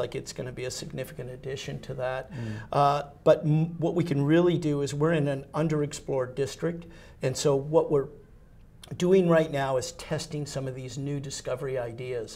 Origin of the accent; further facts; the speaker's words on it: United States; I'm an American